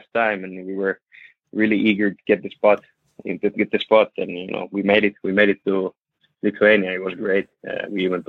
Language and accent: English; Finland; moved away as an adult; now in Tenerife, Spain; we're living away from Finland.